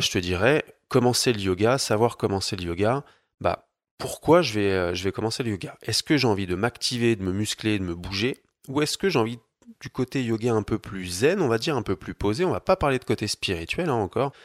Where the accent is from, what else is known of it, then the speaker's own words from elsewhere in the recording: Paris, Île-de-France, France; moved away as an adult; now in Annecy, France; Je viens de Paris, j'habite Annecy dans les montagnes